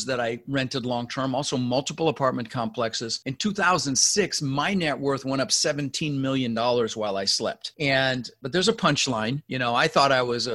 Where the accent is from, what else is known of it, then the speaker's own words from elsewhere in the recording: Denver, Colorado, United States; also born or lived in Netherlands; I ended up in Denver, Colorado, where we lived for 30 years, and we didn't have much growing up.